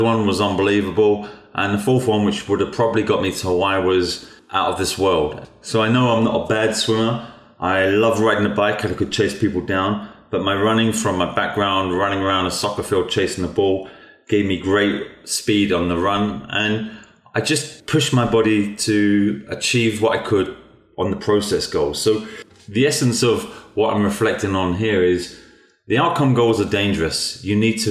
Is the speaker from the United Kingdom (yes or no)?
yes; England, United Kingdom; Growing up in England